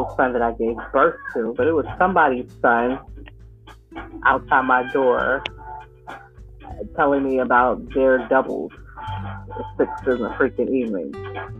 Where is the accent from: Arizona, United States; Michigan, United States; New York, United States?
New York, United States; I'm from New York